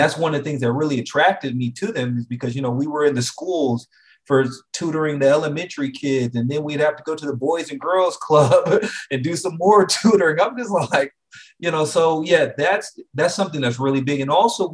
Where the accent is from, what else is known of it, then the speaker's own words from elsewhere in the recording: Anchorage, Alaska, United States; moved away as an adult; also born or lived in Atlanta, Georgia; now in Dallas-Fort Worth, United States; I'm originally from Anchorage, Alaska, born and raised. I lived there for 18 years.